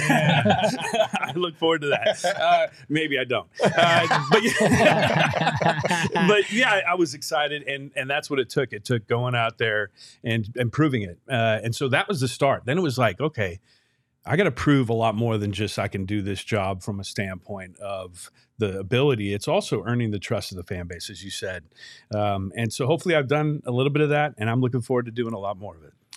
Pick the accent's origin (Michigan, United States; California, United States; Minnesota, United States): California, United States; Bay Area; now in Phoenix, United States; an 18 year old kid growing up in the Bay Area